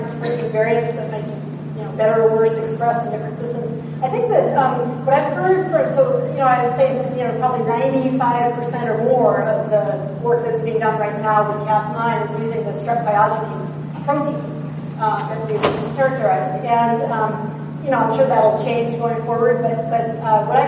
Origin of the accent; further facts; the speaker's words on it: Hawaii, United States; now in California, United States; Hawaii, which was great, back to my hometown